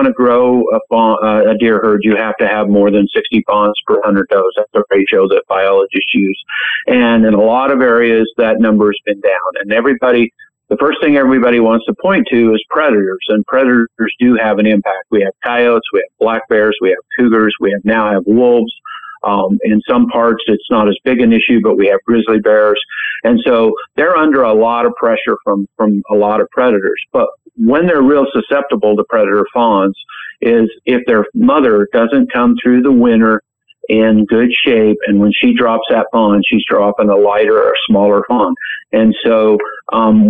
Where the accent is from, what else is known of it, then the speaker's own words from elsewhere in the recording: Utah, United States; my home state of Utah